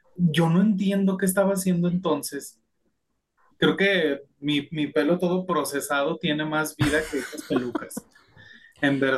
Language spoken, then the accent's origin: Spanish; Mexico; los mismos mexicanos